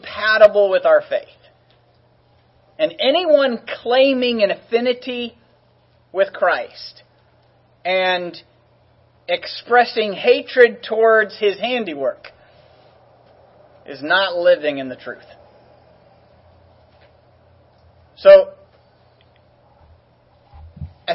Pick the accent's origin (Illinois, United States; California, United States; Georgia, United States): California, United States; I was from California